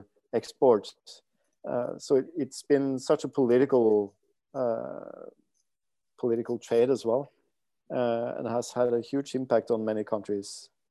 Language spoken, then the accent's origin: English; Norway; I'm a guy from Norway, from the middle class in Norway